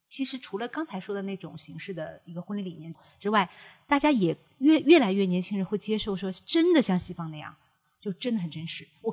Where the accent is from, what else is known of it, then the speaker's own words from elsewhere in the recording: China; 对，不过我其实觉得，因为我们中国人的民族性格和对礼仪的观念跟西方人本来就不一样，